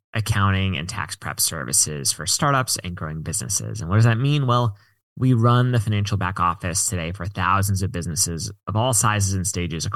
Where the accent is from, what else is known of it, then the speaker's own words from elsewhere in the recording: Washington, District of Columbia, United States; now in San Francisco, United States; I mostly grew up in the DC area, but my parents worked for the government